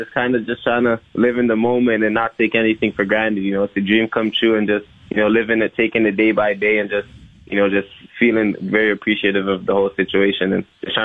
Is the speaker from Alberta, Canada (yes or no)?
no; Toronto, Ontario, Canada; being a part of the Raptors organization is, you know, what I dreamed of growing up in Toronto.